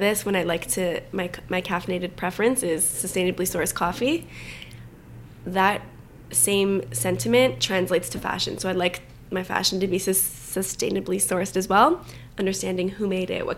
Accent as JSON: {"language": "English", "town": "Vaughan", "region": "Ontario", "country": "Canada", "tie": "born or raised there", "said": "I grew up in Vaughan, so a suburb of Toronto"}